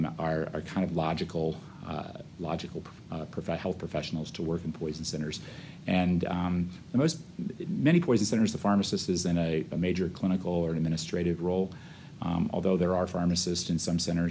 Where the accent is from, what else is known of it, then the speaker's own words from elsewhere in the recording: Florida, United States; also born or lived in Omaha, Nebraska / San Diego / Louisiana; come back to my home state of Florida